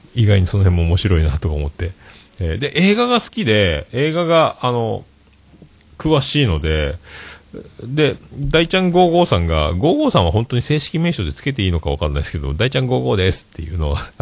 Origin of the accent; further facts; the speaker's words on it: Japan; accent: Hakata dialect, Yamaguchi dialect; also born or lived in Fukuoka; now in Yamaguchi Prefecture, Japan; 博多弁で山口弁で困ってるぐらいなタイプなので